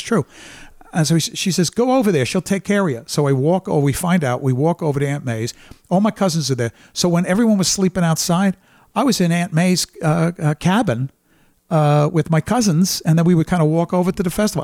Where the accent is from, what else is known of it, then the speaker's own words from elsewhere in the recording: New York City, New York, United States; I'm from Brooklyn, New York, blue-collar family, and, uh, went to Catholic school